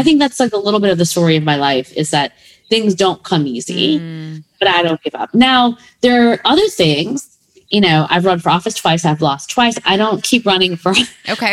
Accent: Berwyn, Illinois, United States; also born or lived in Midwest; I was born in Berwyn

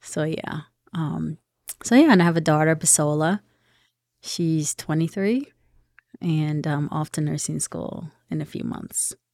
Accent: Philadelphia, Pennsylvania, United States; I am actually from Philadelphia.

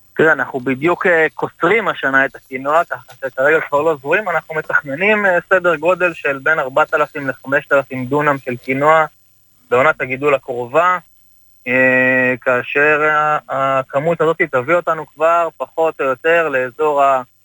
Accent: Kibbutz Dalia, Haifa District, Israel; אני בן קיבוץ דליה. אה, גדלתי על ברכי החקלאות בקיבוץ

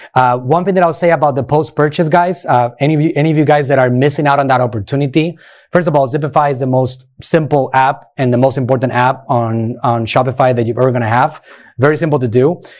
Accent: Puerto Rico; moved away as an adult; now in Clearwater, United States; Puerto Rico, uh, born and raised in Puerto

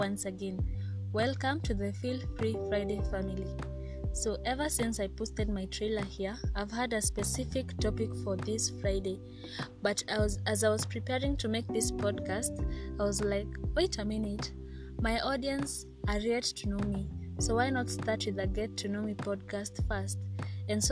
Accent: Kenya; first language Kikuyu; English is a second language; I'm from Kenya. I am Kenyan. I'm proudly Kenyan.

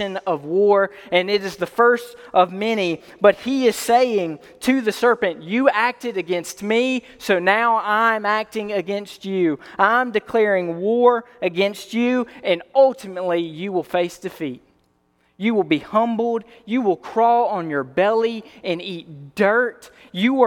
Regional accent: Alabama, United States; I'm from Alabama

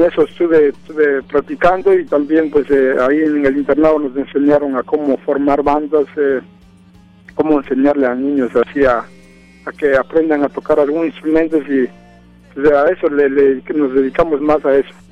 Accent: San Andrés Solaga, Oaxaca, Mexico; moved away as an adult; now in Los Angeles, United States; yo soy de un pueblo que se llama San Andrés Solaca, del estado de, Oaxaca

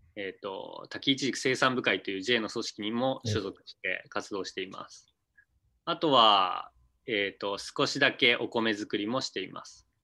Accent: Izumo, Shimane, Japan; also born or lived in Tokyo; 出身は島根県出雲市です。で、大学から東京の方に行って、向こうで就職して、えー、32歳ぐらいの時に、こっちに U ターンしてきています

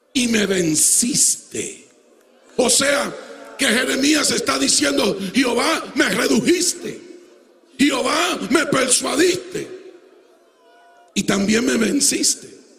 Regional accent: Puerto Rico; moved away

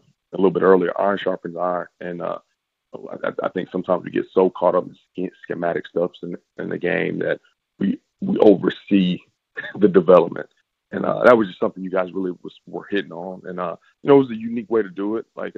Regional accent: Fort Worth, Texas, United States; I'm originally from Fort Worth.

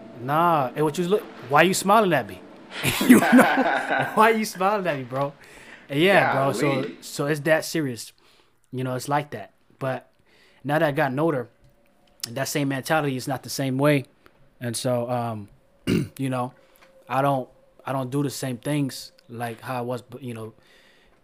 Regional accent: Florida, United States; I'm from Florida. It's hot

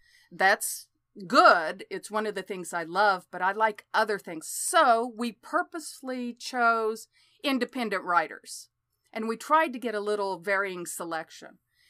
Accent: Oklahoma, United States; born or raised there

